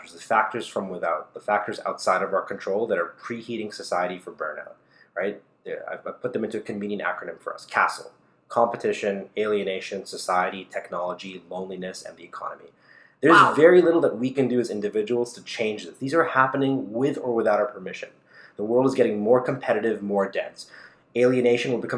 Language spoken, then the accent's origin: English; Toronto, Ontario, Canada; a young kid growing up in Scarborough